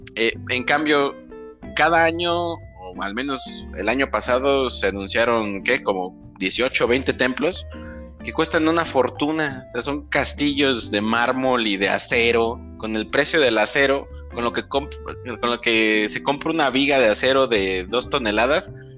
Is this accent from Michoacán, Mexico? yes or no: yes; Michoacán, Mexico; now in Guadalajara, Mexico; soy de Michoacán